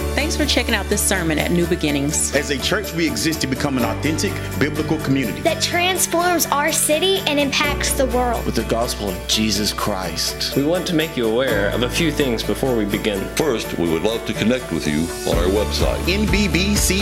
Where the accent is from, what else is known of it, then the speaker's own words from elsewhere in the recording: Odessa, Texas, United States; moved away; I'm from West Texas, Odessa to be more specific, where it is hot.